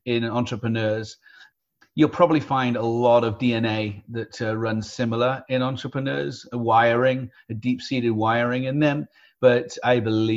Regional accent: United Kingdom; now in San Diego, United States; I grew up in the UK. So I'm a Brit by birth, American by choice

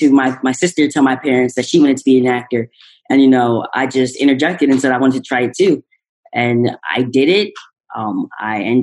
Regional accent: Philadelphia, Pennsylvania, United States; I'm from the East Coast, Philadelphia

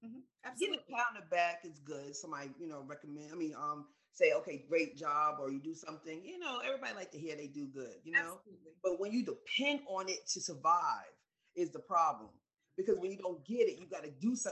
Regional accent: New York, United States; I was raised in New York

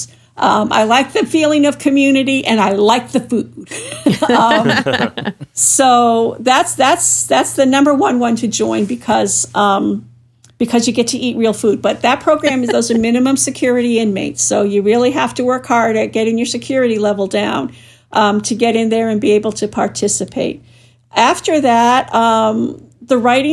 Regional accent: New Hampshire, United States; my home state of New Hampshire

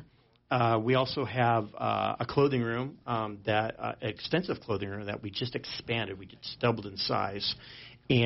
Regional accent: Sheridan, Wyoming, United States; moved away as an adult; I grew up here in Sheridan. I was born here

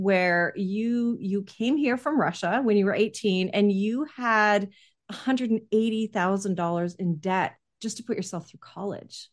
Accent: Canada; as a Canadian

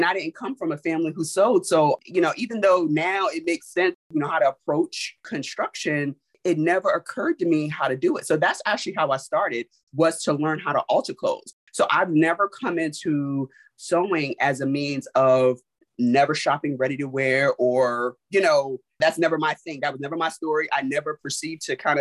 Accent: New York City, New York, United States; moved away; also born or lived in Germany; I'm from Brooklyn, New York

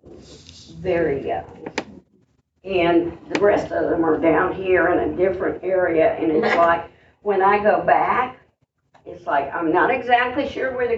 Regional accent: West Virginia, United States; moved away; I'm from West Virginia, and a lot of times there's family cemeteries

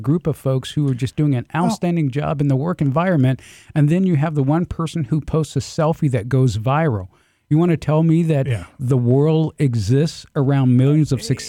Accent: the South, United States; Growing up in the South, it was not uncommon for us to slaughter our own pigs, to slaughter our own chickens.

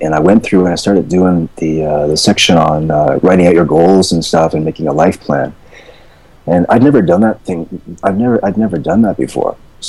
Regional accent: East Coast, Canada; moved away as an adult; also born or lived in Vancouver, Canada; I'm from Canada, by the way. I came from the East Coast, but I was living in Vancouver at the time.

